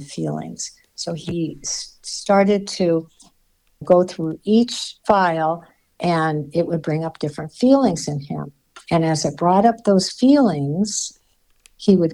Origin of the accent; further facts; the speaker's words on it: Hawaii, United States; I'm from Hawaii. I was born there. I grew up there.